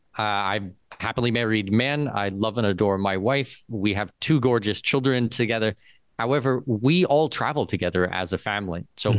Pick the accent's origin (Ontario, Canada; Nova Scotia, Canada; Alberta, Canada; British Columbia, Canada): Ontario, Canada; London; moved away; I grew up in London, Ontario, so just down the street from you guys.